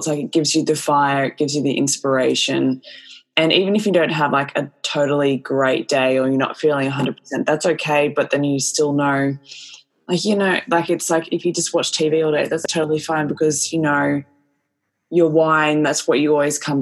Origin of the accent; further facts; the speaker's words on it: Australia; we're Australian